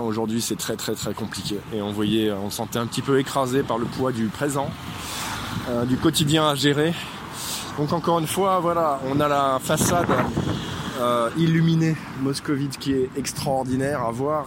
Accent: France; Je suis français

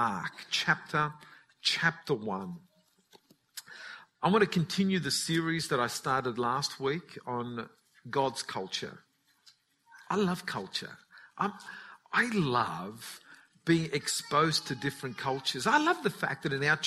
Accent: Newcastle, New South Wales, Australia; first language Italian; English is a second language; they were very much involved in the Italian community of Newcastle. And so all the neighbours spoke Italian. They'd go shopping and it was all Italian, all the friends that came around. So even though I was born in Australia, I couldn't speak English.

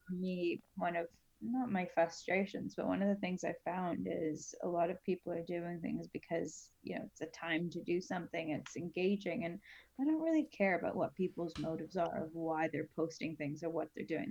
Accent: Canada; I'm Canadian

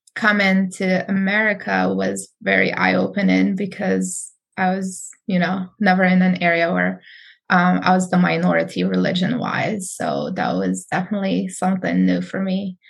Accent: Morocco; now in United States; I grew up Sunni in Morocco, very religious country

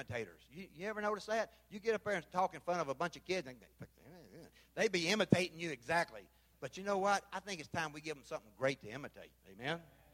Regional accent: Memphis, Tennessee, United States; moved away as an adult; now in Belize; I'm from Memphis.

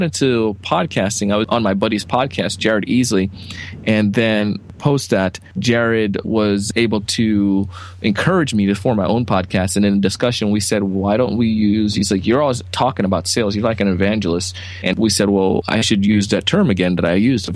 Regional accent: Jamaica; moved away; I grew up in Jamaica

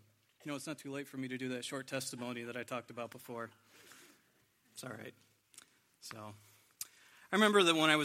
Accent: a small town near Corning, New York, United States; moved away; I'm originally from a small town near Corning, New York, and when I was growing up, I was the youngest in my family

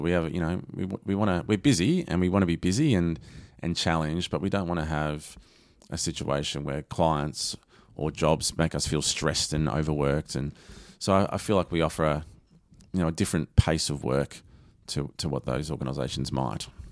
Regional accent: Lara, Victoria, Australia; I grew up in Lara.

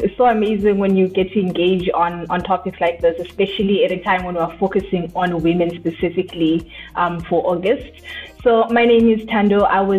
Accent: Zimbabwe; moved away as an adult; now in Cape Town, South Africa; I'm not from Cape Town. I was born and raised in Zimbabwe. I came to Cape Town to study at UCT and then found my feet here and made a home. So I actually live pretty close to the CBD in Woodstock.

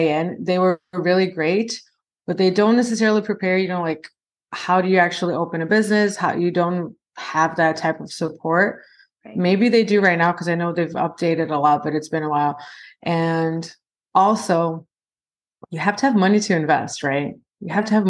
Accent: Brazil; now in United States; I'm originally from Brazil

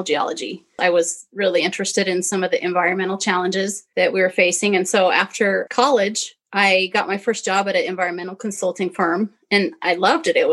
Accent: Utah, United States; growing up in Utah

